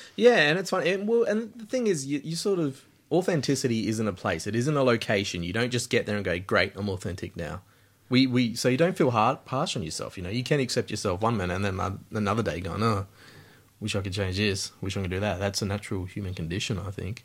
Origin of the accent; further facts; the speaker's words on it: Alice Springs, Northern Territory, Australia; moved away; I came from Alice Springs, the middle of Australia